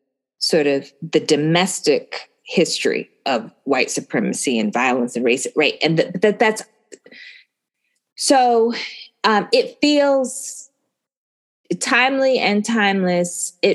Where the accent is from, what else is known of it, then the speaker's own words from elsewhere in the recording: Northwest, United States; Like, I'm from the Northwest and my family built this country